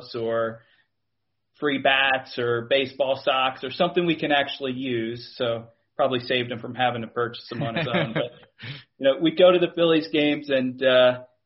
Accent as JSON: {"language": "English", "town": "Philadelphia", "region": "Pennsylvania", "country": "United States", "tie": "born or raised there", "also_born_or_lived": "Bay Area, California", "moved": "yes", "said": "we did grow up in the Philadelphia area"}